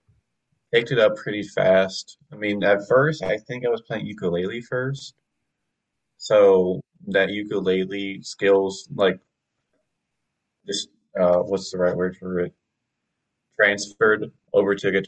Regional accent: Greensboro, North Carolina, United States; I grew up mostly outside of Greensboro and like kind of a little more like the farm territory

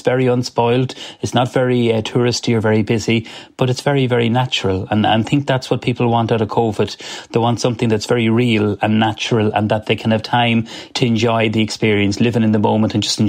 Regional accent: Cavan, Ulster, Ireland; I'm a proud Irish man. I'm proud of being from Cavan, and I'm proud of being from rural Ireland, which is a lovely part of the world, as I say. I've grown up with that, and it's all I know living in the country.

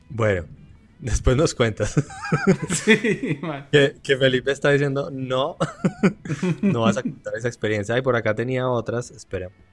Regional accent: Colombia; chévere decimos en Colombia

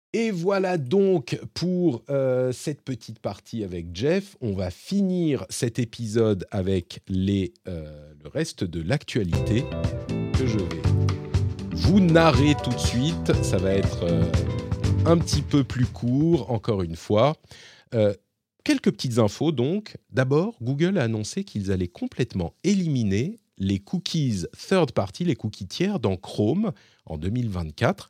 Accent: France; chez nous, en France

